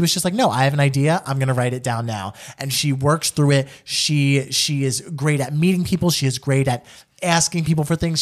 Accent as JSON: {"language": "English", "region": "New Jersey", "country": "United States", "said": "I'm an Italian from New Jersey"}